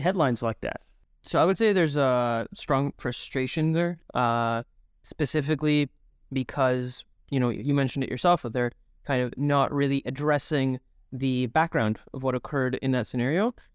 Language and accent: English; Toronto, Ontario, Canada; also born or lived in Mexico / Israel; I'm originally from uh, Mexico, and then I grew up here in Toronto